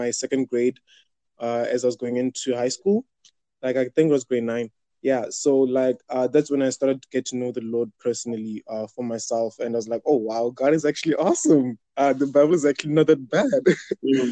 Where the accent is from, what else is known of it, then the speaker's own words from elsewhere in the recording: South Africa; I'm from South Africa